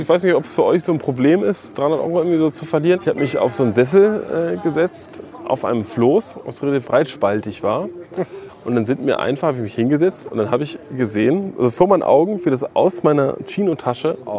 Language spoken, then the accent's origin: German; Hamburg, Germany; now in Berlin, Germany; Weil ich bin aus Hamburg, und da gab es vielleicht Delta Radio oder sowas. Und ich bin, als ich nach Berlin gezogen bin